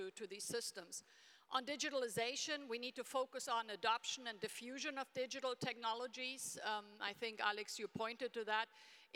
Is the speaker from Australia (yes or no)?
no; Germany; I grew up in Germany in a small town in the 1970s